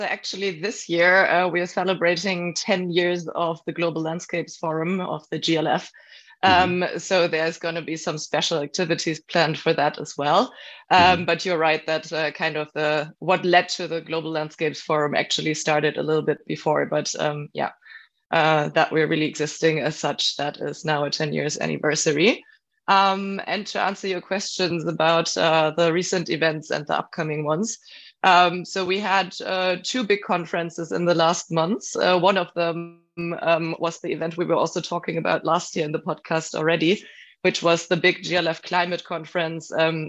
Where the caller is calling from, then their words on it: Cologne, North Rhine-Westphalia, Germany; I'm joining today from Cologne, Germany